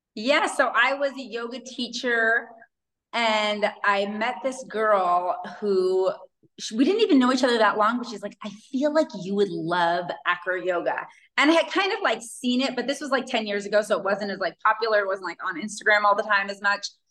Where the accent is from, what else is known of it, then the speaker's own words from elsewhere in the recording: Pacific Northwest near Seattle, Washington, United States; moved away as an adult; also born or lived in Hawaii / Kauai; now in Mexico; I grew up in the Pacific Northwest near Seattle and have lived in Hawaii majority of my adult life